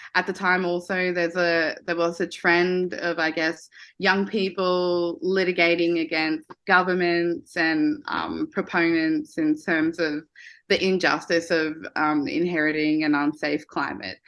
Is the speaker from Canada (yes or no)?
no; Queensland, Australia; Growing up in Queensland, where it's a very sort of resource extractive state